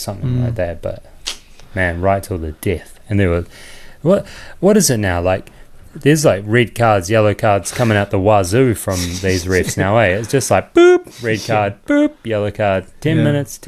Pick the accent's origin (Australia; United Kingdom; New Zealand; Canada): New Zealand; I'm from here. I'm from Aotearoa